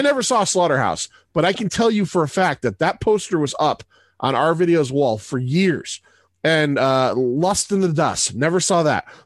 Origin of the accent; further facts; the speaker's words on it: Middletown, Connecticut, United States; I grew up in Middletown, Connecticut.